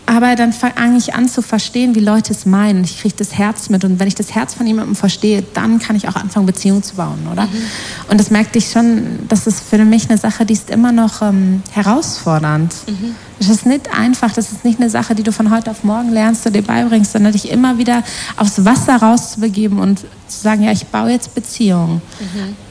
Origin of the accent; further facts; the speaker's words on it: the heart of the Ruhr area, North Rhine-Westphalia, Germany; moved away as an adult; also born or lived in Australia; now in Switzerland; Aus dem Herzen des Ruhrgebiets